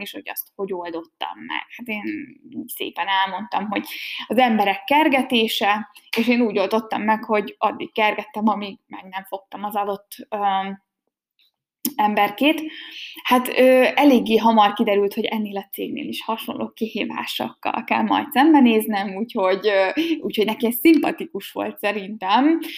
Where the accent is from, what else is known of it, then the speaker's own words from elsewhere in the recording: Hungary; first language Hungarian; moved away as an adult; also born or lived in Germany; én nem Németországban születtem, hanem Magyarországon, nekem az anyanyelvem magyar